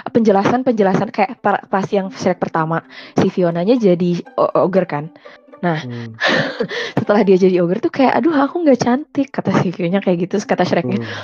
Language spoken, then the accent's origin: Indonesian; India; Saya orang India juga teman-teman aku kalau mereka ngobrol sama satu sama lain ada sepotong-sepotong pakai bahasa Inggris